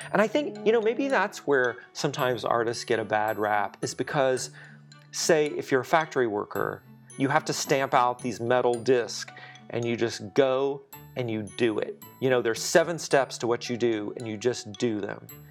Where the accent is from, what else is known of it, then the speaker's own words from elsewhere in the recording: southwestern Louisiana, United States; moved away as an adult; now in Dallas, United States; Louisiana, southwestern Louisiana, actually not far from Houston, between Lake Charles and Lafayette